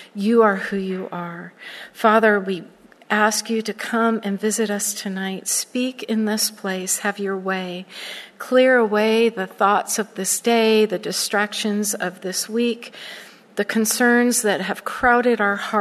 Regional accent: Southern California, United States; moved away as an adult; also born or lived in Florida; I grew up in Southern California, and I'm a Cali girl through and through, and I lost my mind and moved to Florida for over 25 years

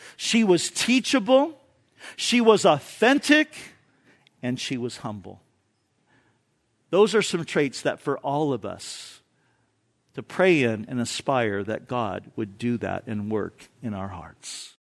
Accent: Orange County, California, United States; moved away; I grew up in Orange County

